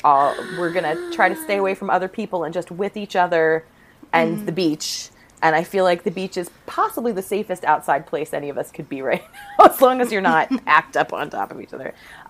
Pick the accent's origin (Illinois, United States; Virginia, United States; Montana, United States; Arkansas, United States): Virginia, United States; I grew up in a in Virginia